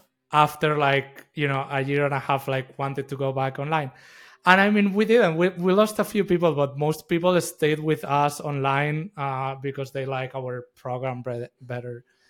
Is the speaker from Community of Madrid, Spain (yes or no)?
yes; Madrid, Community of Madrid, Spain; also born or lived in United States; yeah, I'm originally from Madrid. I spent the past 15 years in the U.S., and I just came back a few months ago.